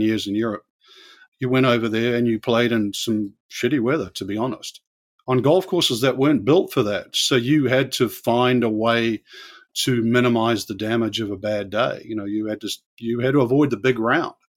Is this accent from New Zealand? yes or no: yes; New Zealand; moved away; where I grew up in New Zealand